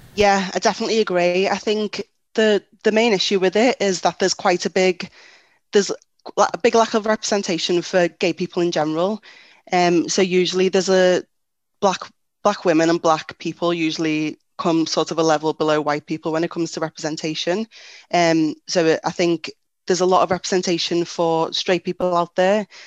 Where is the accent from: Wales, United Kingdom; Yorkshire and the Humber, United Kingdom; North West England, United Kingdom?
North West England, United Kingdom; Liverpool; also born or lived in Anfield, Liverpool; I grew up in Toxteth and then I moved to Anfield